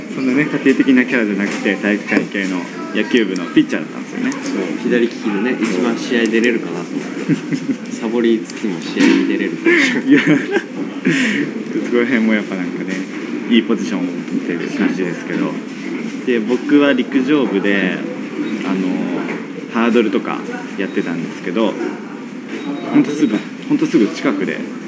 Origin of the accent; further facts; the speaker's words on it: Kasuga, Fukuoka, Japan; 福岡ですって話で